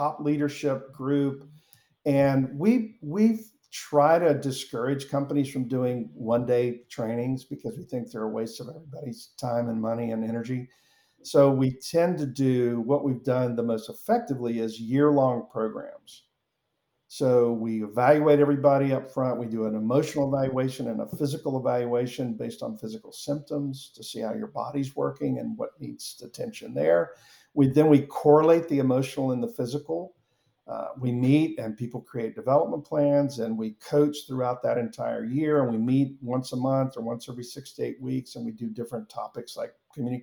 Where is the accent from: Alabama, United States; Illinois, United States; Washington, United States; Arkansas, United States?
Alabama, United States; Mobile; moved away; also born or lived in Atlanta; I'm originally from Mobile, Alabama